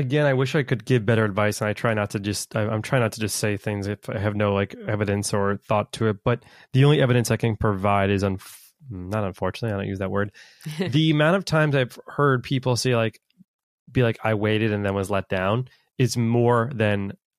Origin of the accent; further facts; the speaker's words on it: United States; I'm American, he is French. I don't know the like Germany, American, French sauces.